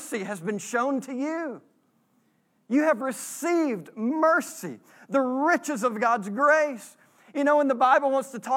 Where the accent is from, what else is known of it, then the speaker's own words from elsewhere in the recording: Texas, United States; not only are we American, we're Southerners and we're from Texas